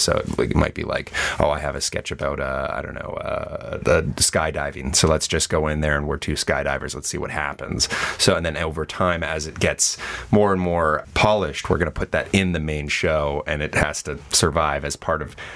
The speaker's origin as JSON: {"language": "English", "town": "Montreal", "region": "Quebec", "country": "Canada", "moved": "yes", "lives_now": "Toronto, Canada", "said": "I'm from Montreal and we do a lot of narrative improv out there"}